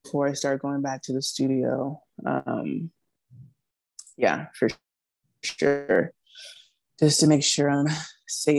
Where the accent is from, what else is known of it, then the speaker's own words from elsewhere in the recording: Charleston, South Carolina, United States; also born or lived in Dallas, Texas; I'm originally from Charleston, born and raised here